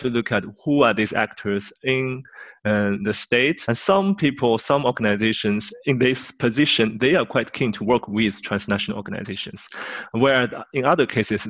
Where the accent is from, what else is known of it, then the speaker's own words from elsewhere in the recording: China; moved away; I'm originally from China